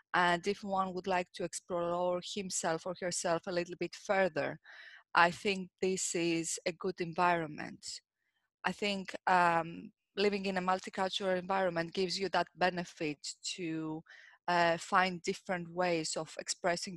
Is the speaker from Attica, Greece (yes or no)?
no; Kozani, Western Macedonia, Greece; moved away as an adult; also born or lived in Veria, Greece / United Kingdom; now in London, United Kingdom; I was born and raised in Greece